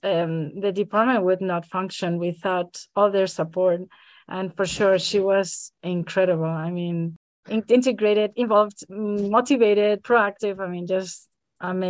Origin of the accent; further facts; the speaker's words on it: Madrid, Community of Madrid, Spain; moved away as an adult; also born or lived in Frankfurt area, Germany; now in Frankfurt, Germany; I am Spanish. I'm from Madrid, Spain, and I have lived in Germany in the area of Frankfurt for the last almost 10 years.